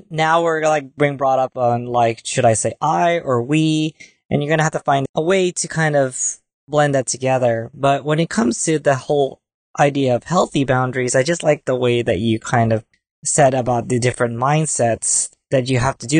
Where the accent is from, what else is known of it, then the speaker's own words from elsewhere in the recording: Philippines; And being Filipino, for one, we're very family oriented.